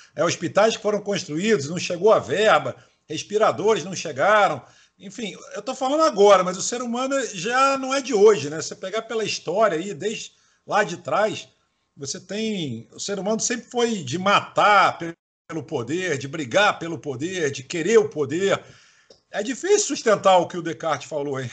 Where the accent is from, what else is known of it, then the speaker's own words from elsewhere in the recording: Salvador, Bahia, Brazil; eu sou nordestino também, sou baiano de Salvador